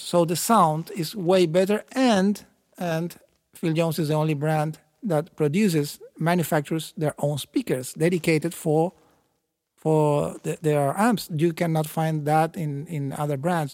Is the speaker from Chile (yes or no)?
yes; Chile; I'm from South America. Uh, Chile is not a tropical country at all